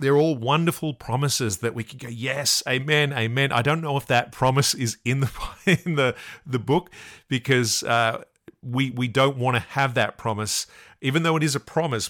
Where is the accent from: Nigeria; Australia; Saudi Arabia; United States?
Australia; I'm from Australia